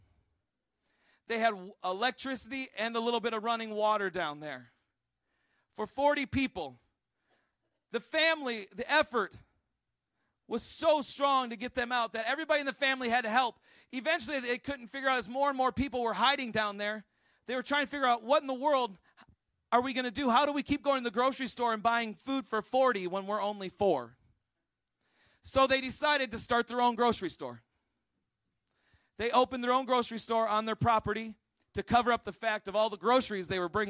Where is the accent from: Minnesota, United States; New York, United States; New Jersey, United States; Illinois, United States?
Minnesota, United States; I'm from Minnesota and we had a Kowalski store